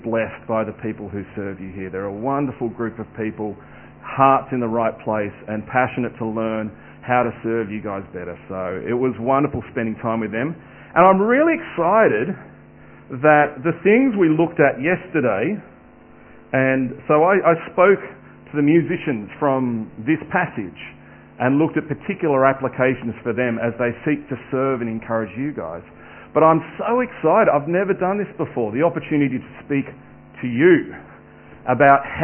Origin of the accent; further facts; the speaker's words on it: Sydney, New South Wales, Australia; also born or lived in Adelaide; Moved to Sydney, and I was raised in the Hills District out in the southwest, in the northwest.